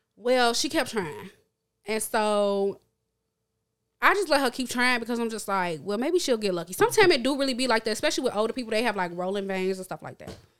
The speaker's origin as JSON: {"language": "English", "town": "Chicago", "region": "Illinois", "country": "United States", "tie": "born or raised there", "said": "I grew up born and raised in Chicago, lived in Chicago"}